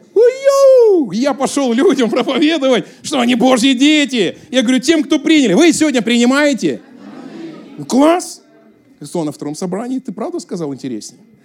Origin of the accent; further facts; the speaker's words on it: Russia; accent: southern Russian (г-fricative, 'гэкаю'); now in Moscow, Russia; Я там жил близко к Украине